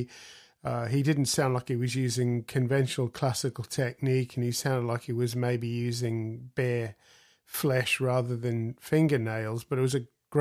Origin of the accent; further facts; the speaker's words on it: Australia; I grew up in Australia